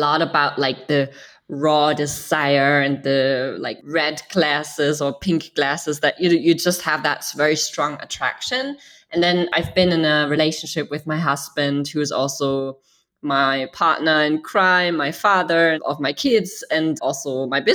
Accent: Germany; I grew up in Germany

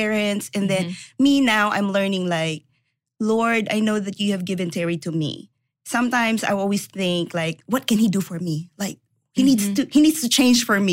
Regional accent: Philippines; now in United States; So I was born and raised in the Philippines to a very poor family

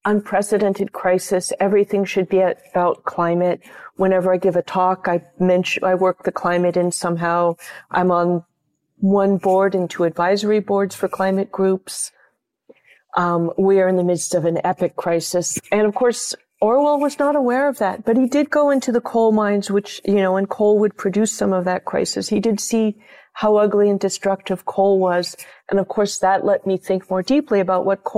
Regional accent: California, United States; I'm a Californian

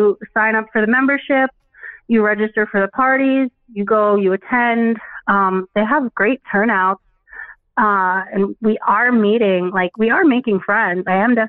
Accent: New York, United States; moved away as an adult; now in Pennsylvania, United States; I just turned 35. I'm currently in Pennsylvania, but that's new. I grew up in New York and was there forever.

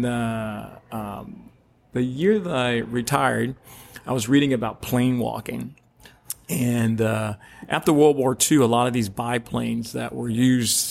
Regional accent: Orlando, Florida, United States; Growing up in Orlando, I grew up with a father who worked at Disney all the time

